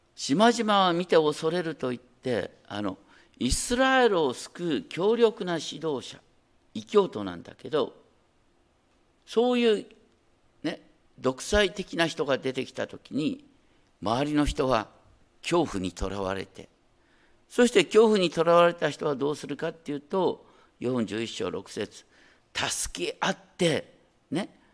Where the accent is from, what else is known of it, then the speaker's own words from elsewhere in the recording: Hokkaido, Japan; 北海道の出身だからね